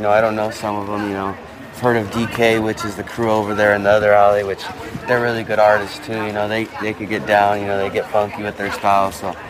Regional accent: Denver, Colorado, United States; I'm from Denver, Colorado.

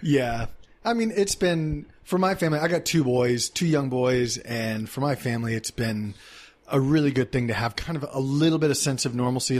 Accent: Dallas, Texas, United States; moved away; In Texas, I'm from Dallas

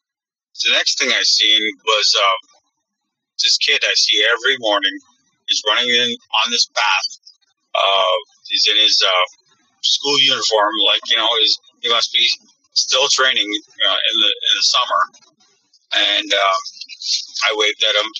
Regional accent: Belcourt, North Dakota, United States; I'm from Belcourt, North Dakota, Ojibwe, India

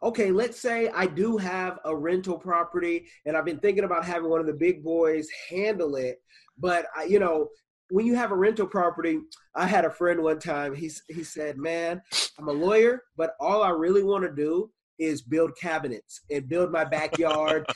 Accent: California, United States; now in Seattle, United States; I'm from Cali

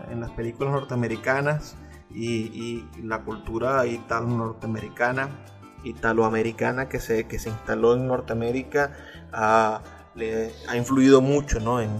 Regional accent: Venezuela; reflexionar un poco sobre lo que somos como venezolanos

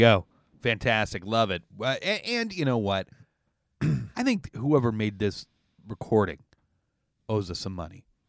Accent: Canada; as a Canadian

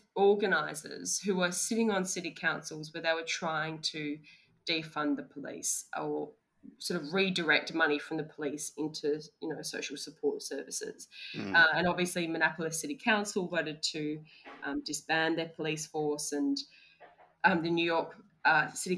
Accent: Australia; we as Australian lawyers

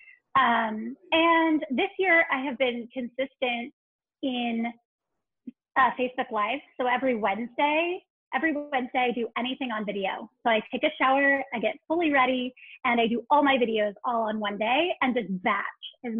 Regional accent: California, United States; moved away as an adult; now in Gig Harbor, United States; being a Californian in the Pacific Northwest

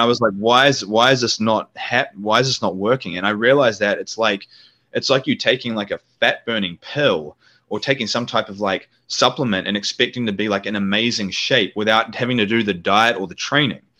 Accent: New Zealand; moved away; New Zealand, which is my home country

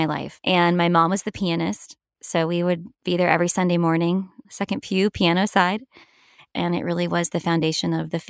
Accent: the South, United States; reminds me so much of my life growing up in the South.

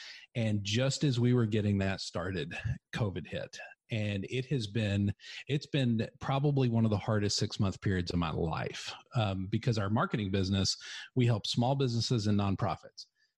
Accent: Texas, United States; accent: redneck; I mean, I'm from West Texas. So basically my accent is redneck, and I've kind of gotten away from it a little bit.

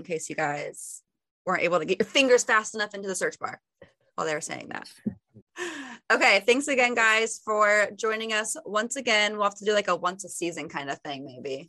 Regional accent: Auburn, Indiana, United States; I am from Auburn, Indiana

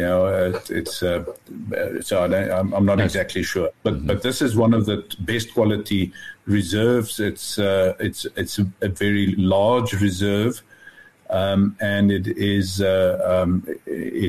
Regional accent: West Rand, Gauteng, South Africa; I grew up on the West Rand

